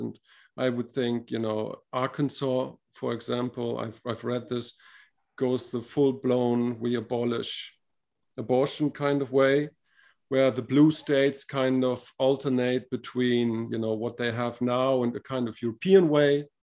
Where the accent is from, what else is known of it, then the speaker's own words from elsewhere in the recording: Spain; I'm from Spain